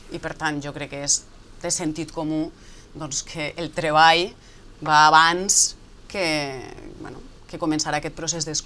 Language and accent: Catalan; Galicia, Spain; i més com a gallega, vull dir, jo crec que dins d'aquesta idea que tenim nosaltres d'Espanya, d'un país de països